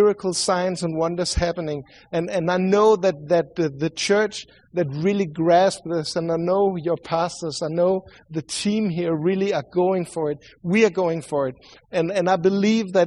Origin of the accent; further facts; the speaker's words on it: Sweden; accent: Swedish; English is a second language; sorry for my accent. I know I sound like the Swedish cook from the Muppet Show